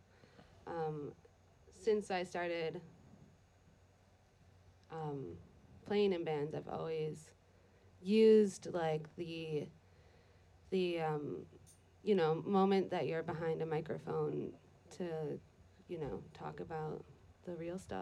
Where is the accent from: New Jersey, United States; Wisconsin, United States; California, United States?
Wisconsin, United States; Milwaukee; now in Glover, United States; I was born and raised in Milwaukee, Wisconsin, but my mom's extended side always lived in Vermont.